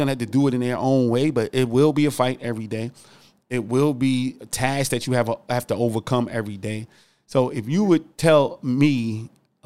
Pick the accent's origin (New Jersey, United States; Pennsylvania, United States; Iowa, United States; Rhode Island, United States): New Jersey, United States; moved away as an adult; also born or lived in South Carolina; I moved from New Jersey to South Carolina to go to college when I first left home